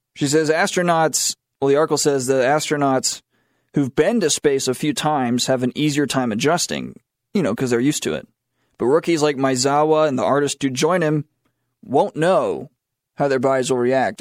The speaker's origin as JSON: {"language": "English", "town": "Matthews", "region": "North Carolina", "country": "United States", "tie": "born or raised there", "moved": "yes"}